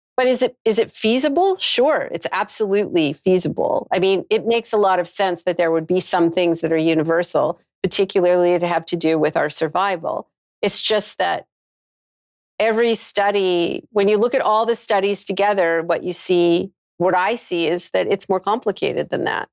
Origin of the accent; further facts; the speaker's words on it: Canada; moved away; I'm from Canada originally.